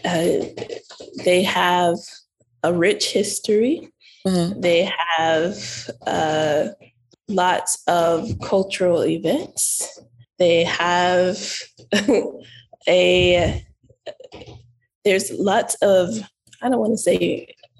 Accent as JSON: {"language": "English", "town": "Toledo", "region": "Ohio", "country": "United States", "tie": "born or raised there", "also_born_or_lived": "Indiana / North Carolina / Kuwait / Turkey", "moved": "as an adult", "lives_now": "Ecuador", "said": "I was born and raised in Northwest Ohio, in Toledo, Ohio"}